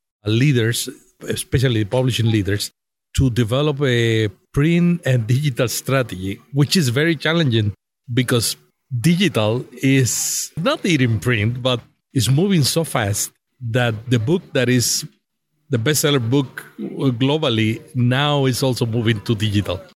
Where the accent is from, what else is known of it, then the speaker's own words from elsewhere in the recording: Puerto Rico; moved away as an adult; now in United States; I am from Puerto Rico